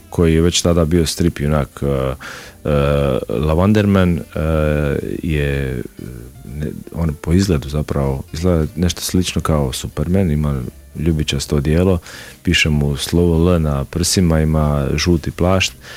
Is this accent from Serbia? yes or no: no; Šibenik, Šibenik-Knin County, Croatia; kod nas u Šibeniku